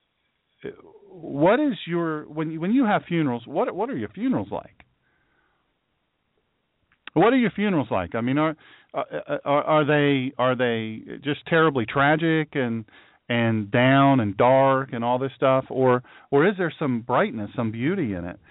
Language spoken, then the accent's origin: English; United States; I'm from Sussex County, but not all Sussex County folks are stupid.